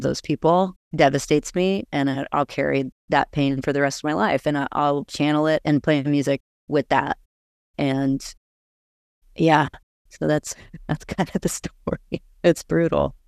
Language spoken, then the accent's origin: English; Austin, Texas, United States; I am a musician from Austin, Texas